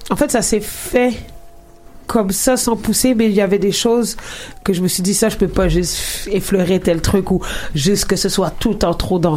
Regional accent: Quebec, Canada; accent: Québécois; Euh, tu sais, là, j'ai un accent keb, en guillemets, mais tu sais, je vais pas rapper ni écrire comme ça.

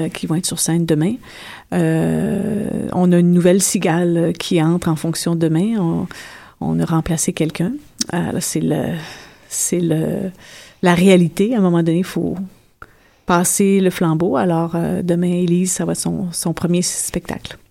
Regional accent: Abitibi, Quebec, Canada; moved away; je viens d'une d'une région nordique, je viens de l'Abitibi

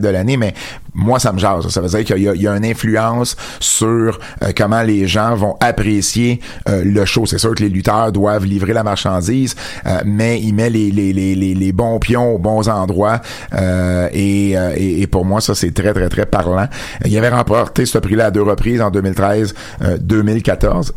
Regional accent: Jonquière, Quebec, Canada; accent: Jonquière accent; mon accent de Jonquière

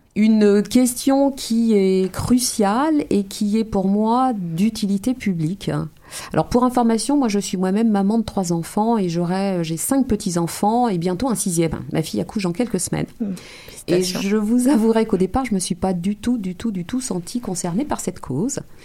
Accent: of Martinican origin, Martinique, France; moved away as an adult; now in Montreal, Canada; je suis française d'origine martiniquaise. J'ai découvert le Québec en 2011, je m'y suis installée en 2012

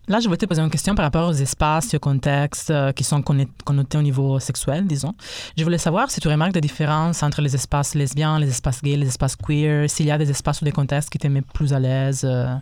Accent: Italy; first language Italian; French is a second language; now in Quebec, Canada; je suis italien

